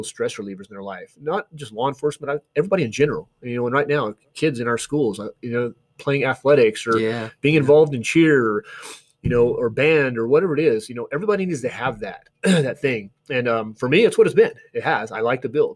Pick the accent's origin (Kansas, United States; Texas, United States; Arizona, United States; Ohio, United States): Arizona, United States; Flagstaff; I didn't grow up here. I grew up in Flagstaff